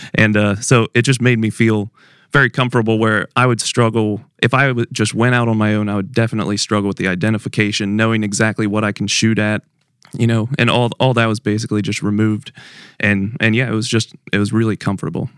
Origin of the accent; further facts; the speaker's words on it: Pennsylvania, United States; moved away; I'm from Pennsylvania originally